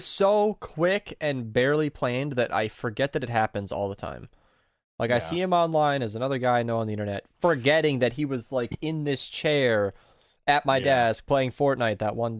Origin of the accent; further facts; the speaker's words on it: Minnesota, United States; I'm from Minnesota